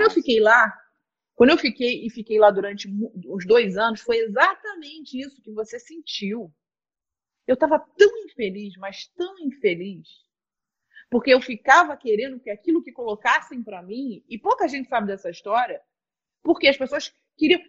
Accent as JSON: {"language": "Portuguese", "area": "Vila Isabel", "region": "Rio de Janeiro", "country": "Brazil", "tie": "born or raised there", "said": "nasci em Vila Isabel"}